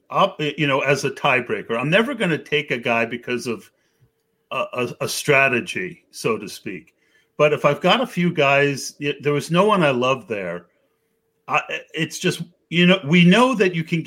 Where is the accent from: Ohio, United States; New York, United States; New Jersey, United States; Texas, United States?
New Jersey, United States; I'm from Jersey